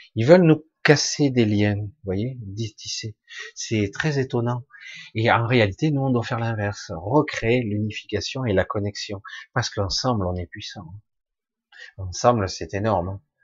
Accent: Marseille, Provence-Alpes-Côte d'Azur, France; je suis moi de du sud de la France simplement Je suis né à Marseille

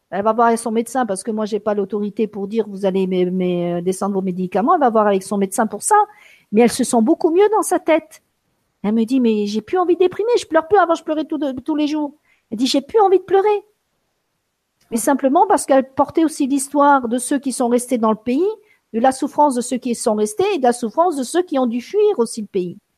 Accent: France; born there; je me suis entendu dire je suis sicilienne, alors que je suis née en France, alors que j'irai pas habiter là-bas, que j'aime beaucoup la France

